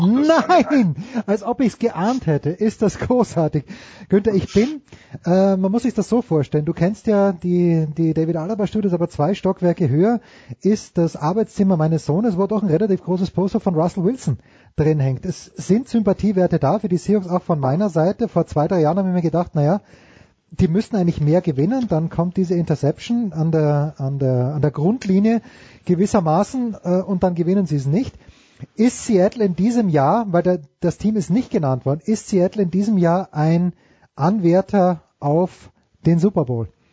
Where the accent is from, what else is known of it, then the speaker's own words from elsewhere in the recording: Austria; wir als Österreicher